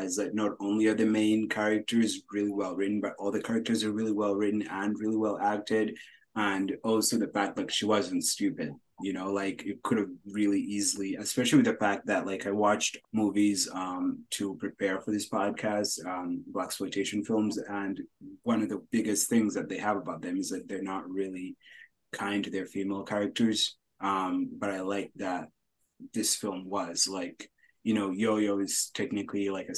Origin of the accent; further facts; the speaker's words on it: United States; also born or lived in Uganda; I did grow up here